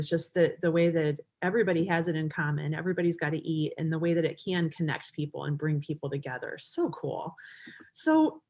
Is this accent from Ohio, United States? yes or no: yes; Cleveland, Ohio, United States; And I'm from Cleveland. Like, I'm not exactly a country girl, you know